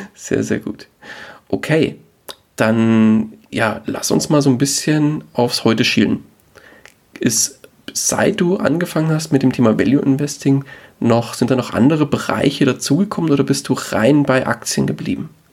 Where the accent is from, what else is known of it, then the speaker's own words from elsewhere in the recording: Bavaria, Germany; wir kommen beide aus Bayern